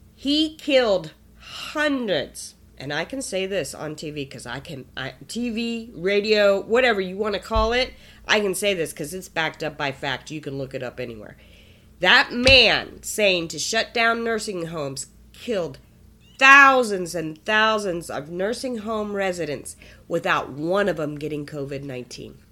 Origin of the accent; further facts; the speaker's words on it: East Coast, United States; now in Nebraska, United States; I'm from the East Coast